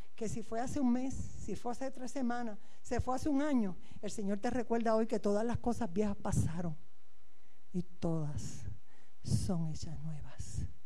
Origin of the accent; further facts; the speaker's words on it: Puerto Rico; moved away as an adult; now in Galicia, Spain; Yo soy puertorriqueña